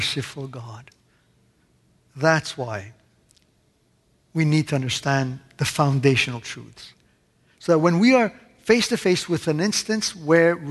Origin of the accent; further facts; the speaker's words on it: Canada; moved away; also born or lived in Italy; growing up in Canada